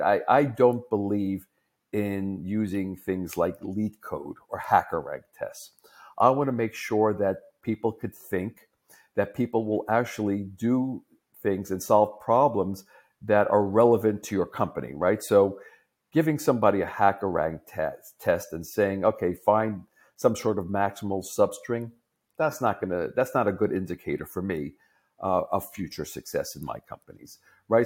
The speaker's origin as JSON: {"language": "English", "region": "New York", "country": "United States", "said": "as a New Yorker, I talk very fast"}